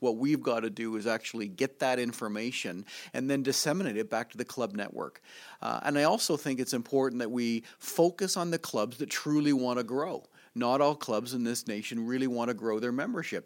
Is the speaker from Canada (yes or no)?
yes; Canada; moved away; I come from Canada where there's an awful lot of snow